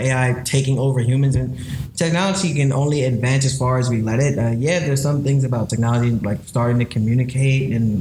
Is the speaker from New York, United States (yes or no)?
yes; New York, United States; the office is in Brooklyn, and I was born here as well